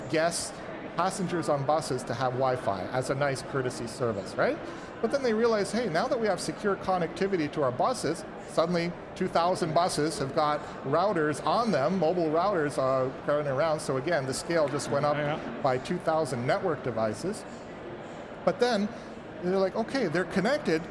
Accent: Vancouver, British Columbia, Canada; I'm from Vancouver, BC, and our local BC Hydro, which provides the power for the province

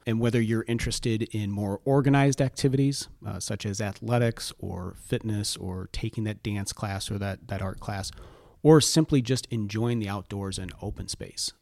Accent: Rock Island, Illinois, United States; that's my hometown

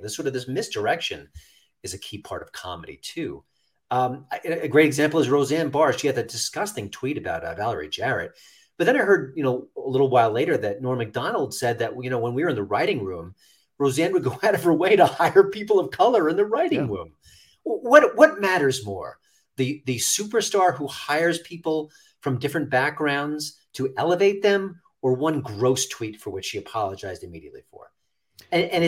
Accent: New York, United States; I'm from New York, I'm a New York native

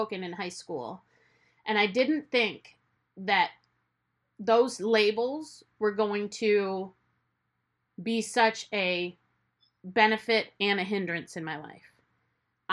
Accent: United States; as a kid growing up first generation here

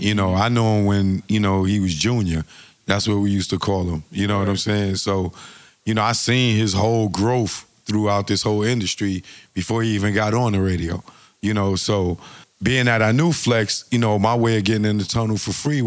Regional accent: New York City, New York, United States; I'm from Eden World Projects in the Bronx, which is 229th and Laconia

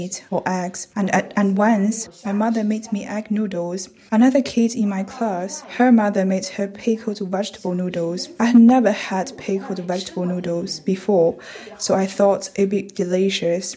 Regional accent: Wuhan, Hubei, China; moved away as an adult; now in Edinburgh, United Kingdom; I'm a Han ethnic Chinese. I come from Wuhan, and now I'm living in Edinburgh

